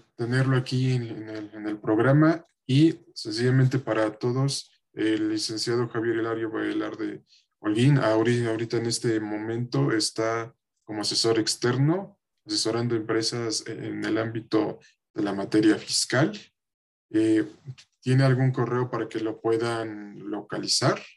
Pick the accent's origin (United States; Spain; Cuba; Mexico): Mexico; como mexicanos